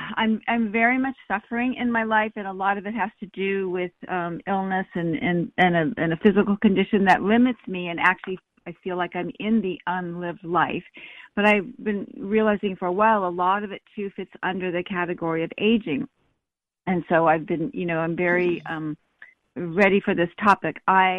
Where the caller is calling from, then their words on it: San Diego, California, United States; Hi, it's me. Hi, Callie. … I'm calling from San Diego.